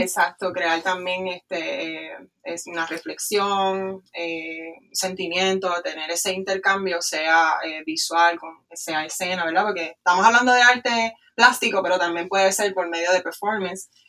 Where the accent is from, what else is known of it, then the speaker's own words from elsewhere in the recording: Ponce, Puerto Rico; moved away as an adult; also born or lived in Florida; soy natural de Ponce, de Valle uh. Alto, así que somos de aquí.